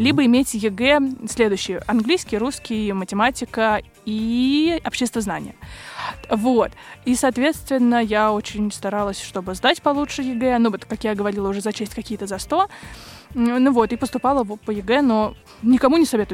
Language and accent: Russian; Moscow, Russia; я из Москвы